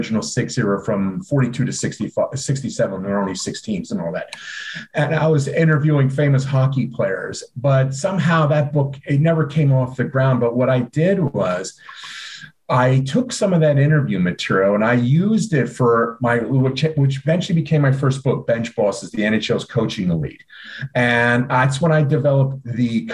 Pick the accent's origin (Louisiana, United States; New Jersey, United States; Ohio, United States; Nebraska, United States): New Jersey, United States; Southern; moved away as an adult; also born or lived in Northeast Philadelphia; now in Philadelphia, United States; I was born and raised in Southern New Jersey. So basically, even though I live in Northeast Philadelphia right now, most of my life I was living in South Jersey